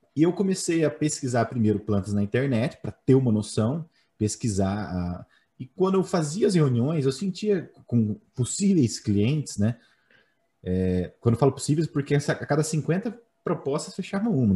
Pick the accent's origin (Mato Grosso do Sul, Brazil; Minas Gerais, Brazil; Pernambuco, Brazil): Mato Grosso do Sul, Brazil; Campo Grande; Sou de Campo Grande, cara, Mato Grosso do Sul.